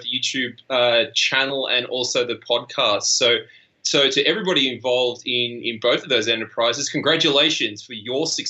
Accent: Australia; Australia was in 1914, we were a very young nation

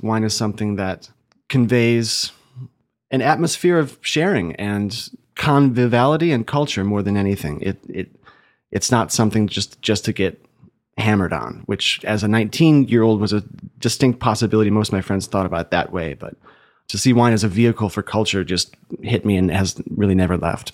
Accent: Ohio, United States; now in Chicago, United States; I grew up in Ohio.

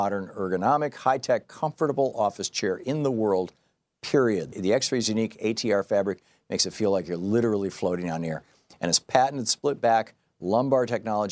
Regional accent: Michigan, United States; moved away as an adult; he and I and my other two brothers, we grew up in Michigan. Throughout my childhood, from all the years that I lived in Michigan, from 1951 to 1978

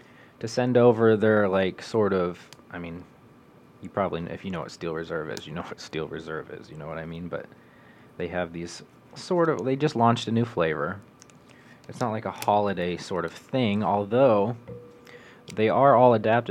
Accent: Monmouth, Illinois, United States; I'm from Monmouth. I know a lot of Monmouth people

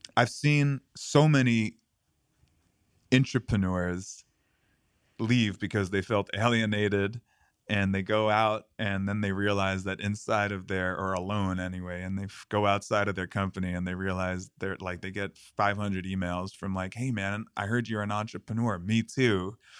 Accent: New York City, New York, United States; And I grew up in New York City. I grew up in Queens

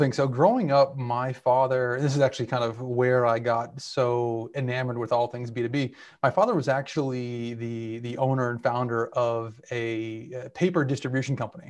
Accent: Boston, Massachusetts, United States; So immediate family is not that big. Mother, father, and I had an older sister, but I'm Italian.

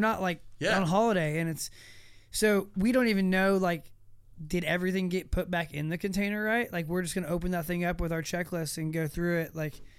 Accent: United States; being like American

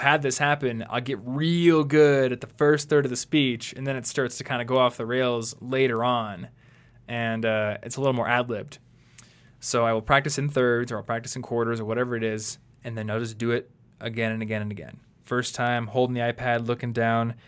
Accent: United States; growing up in America

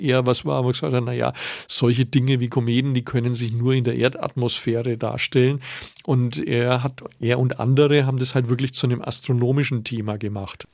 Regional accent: Nuremberg, Bavaria, Germany; als Nürnberger

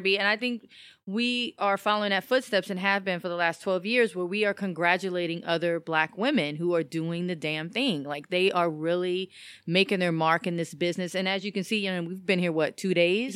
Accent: Texas, United States; also born or lived in Los Angeles; we're from Texas and raised in Texas

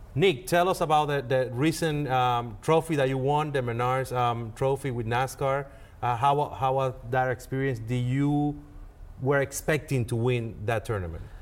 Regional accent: Dominican Republic; moved away; I'm from Dominican Republic

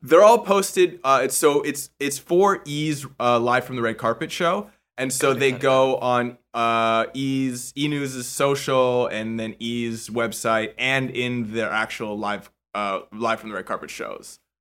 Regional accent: Vancouver, British Columbia, Canada; moved away as an adult; now in Los Angeles, United States; I'm originally from Vancouver, Canada, but I've been in LA for 15 years

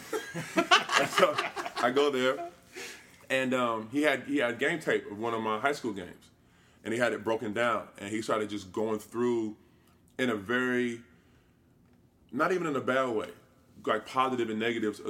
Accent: Indiana, United States; stay in my hometown

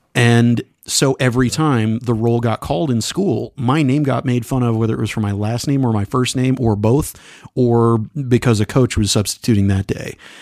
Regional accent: Texas, United States; accent: twang; I'm from Texas, and there's a little bit of twang that comes in sometimes

